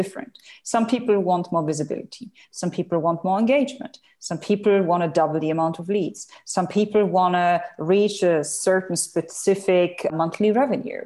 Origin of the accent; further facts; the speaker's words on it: Germany; moved away as an adult; now in Dubai, United Arab Emirates; I'm originally from Germany. I live in the United Arab Emirates in Dubai. I'm here since 2008